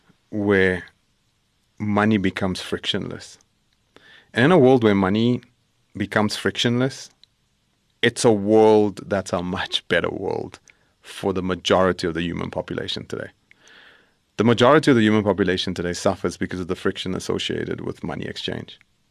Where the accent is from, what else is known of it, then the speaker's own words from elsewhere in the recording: El Dorado Park, California, United States; where a person sitting where I grew up in El Dorado Park can take their talent